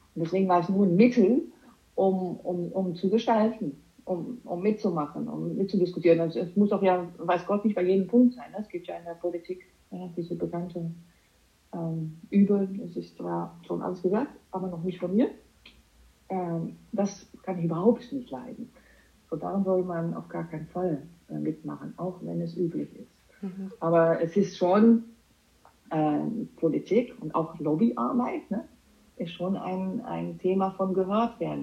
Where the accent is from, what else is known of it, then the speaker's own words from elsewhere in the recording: Amsterdam, North Holland, Netherlands; German is a second language; moved away as an adult; also born or lived in Düsseldorf, Germany; now in Germany; Ich habe Jura studiert als Niederländerin. Ich komme aus Amsterdam